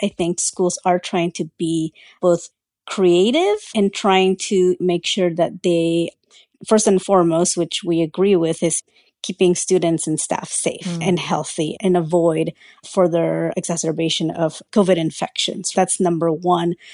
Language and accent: English; Central Valley, California, United States; English is a second language; I was one of just a handful of Latino students from my school in the Central Valley in California